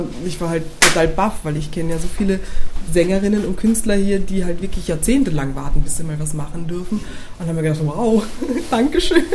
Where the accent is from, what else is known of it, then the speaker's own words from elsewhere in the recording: Berlin, Germany; ich bin eine olle Berlinerin, ich bin geboren in Berlin